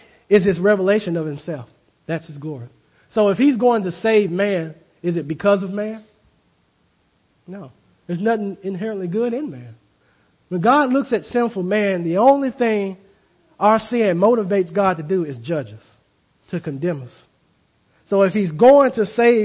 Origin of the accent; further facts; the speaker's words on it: the South, United States; I grew up in the South